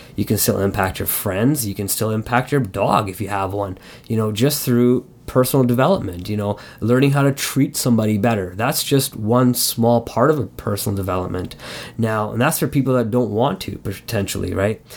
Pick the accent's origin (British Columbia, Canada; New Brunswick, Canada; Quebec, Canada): Quebec, Canada; Montreal; I was born in Montreal and, and growing up as a kid there